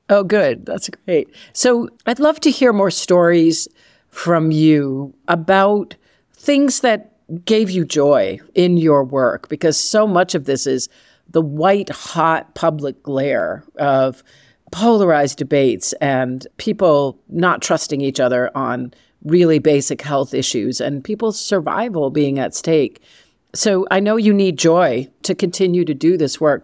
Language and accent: English; Massachusetts, United States; growing up in Massachusetts